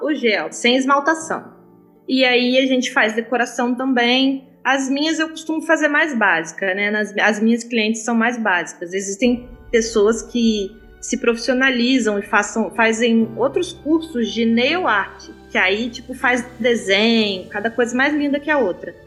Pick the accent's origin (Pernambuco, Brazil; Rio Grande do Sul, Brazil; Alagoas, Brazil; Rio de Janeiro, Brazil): Rio de Janeiro, Brazil; Angra dos Reis; now in Barra Mansa, Brazil; Eu sou de Angra, mas eu moro em Barra Mansa